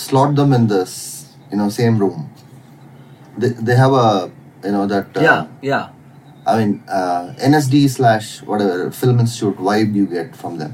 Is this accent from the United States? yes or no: no; Chittoor, Andhra Pradesh, India; moved away; also born or lived in Chennai / Bangalore; I was born in Chennai, and I was in, because Chennai is my mom's hometown. But we were based out of Chittur in Andhra. So I grew up there.